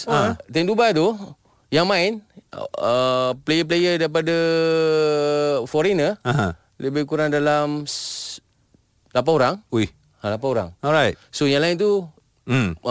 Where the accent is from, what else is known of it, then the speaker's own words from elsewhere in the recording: Malaysia; pula mungkin saya ni daripada Malaysia mungkin dari segi ranking dunia